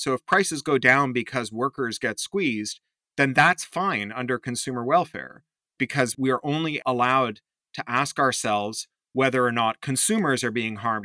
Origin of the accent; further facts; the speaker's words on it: Toronto, Ontario, Canada; Me growing up in Toronto in the seventies and eighties